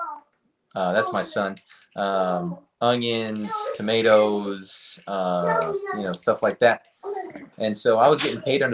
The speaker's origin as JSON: {"language": "English", "town": "Lyons", "region": "Georgia", "country": "United States", "tie": "born or raised there", "also_born_or_lived": "Bartow, Florida", "said": "grew up in a super rural town called Lyons, Georgia."}